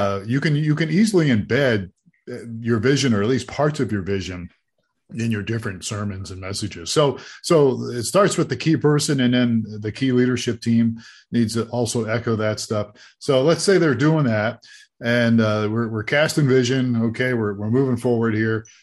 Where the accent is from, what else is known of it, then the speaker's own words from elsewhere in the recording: Ohio, United States; now in Tucson, United States; I grew up in Ohio